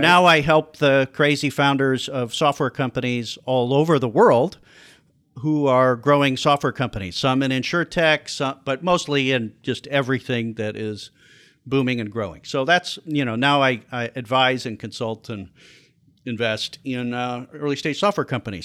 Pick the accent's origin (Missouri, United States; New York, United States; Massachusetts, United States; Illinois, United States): Illinois, United States; Chicago; also born or lived in Iowa; I'm from the Chicago area, went to school at Iowa, and came back to Chicago in eighty-seven to look for a job